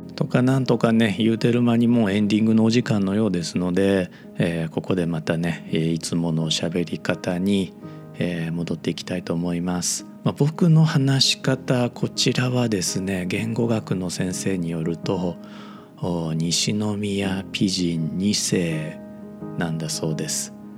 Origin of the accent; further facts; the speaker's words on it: Osaka, Japan; accent: Kamigata dialect; 僕 大阪育ちなので、まあ、正確に言うとネイティブの大阪人ではないかもしれないんですが